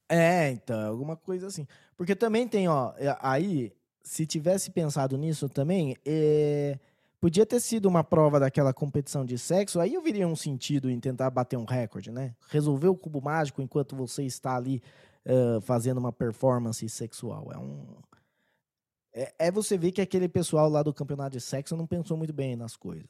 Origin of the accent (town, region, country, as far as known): Brazil